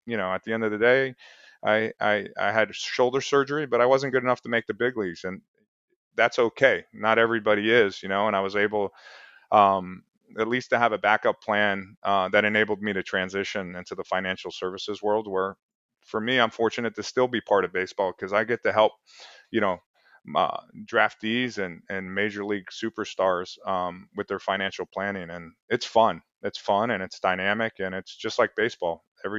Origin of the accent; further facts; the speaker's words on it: Lake Worth, Florida, United States; I come from Lake Worth, Florida. So, you know, you got to work to get out of certain places and work hard, you know?